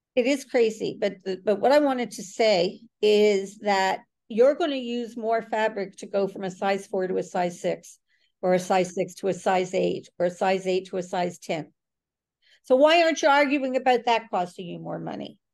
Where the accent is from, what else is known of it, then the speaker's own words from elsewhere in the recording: Toronto, Ontario, Canada; in Canada and I am from from Toronto